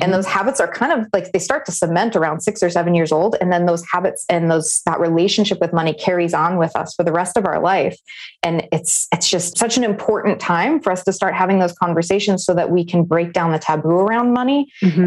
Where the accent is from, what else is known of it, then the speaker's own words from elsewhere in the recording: Navajo and Hopi reservation, Arizona, United States; I grew up on the Navajo and Hopi reservation